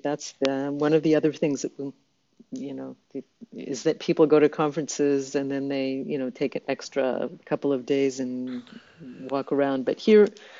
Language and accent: English; Israel; also born or lived in Vancouver, Canada / California, United States; my family migrated to Israel when I was 9 years old.